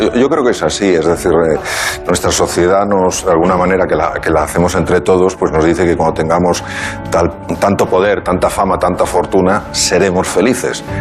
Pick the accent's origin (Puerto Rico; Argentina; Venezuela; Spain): Spain; soy de España